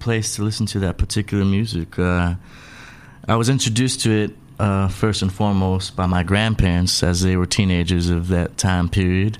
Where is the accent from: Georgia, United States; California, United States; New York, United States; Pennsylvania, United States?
California, United States; San Diego; also born or lived in El Paso, Texas; I'm originally from El Paso, Texas. That's where mama had me, but I was raised in San Diego